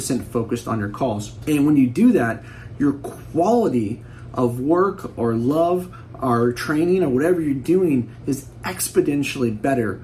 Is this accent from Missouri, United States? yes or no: no; Bay Area, California, United States; I'm from the Bay Area